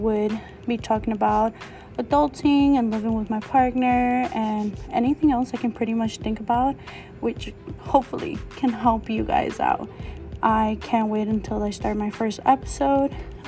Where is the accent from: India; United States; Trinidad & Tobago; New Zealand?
United States; New York City, New York; moved away as an adult; now in New Jersey, United States; I am a Latina from Queens, New York, who just recently moved to New Jersey. And let me tell you, what a year of me living here and having to figure out how to adult.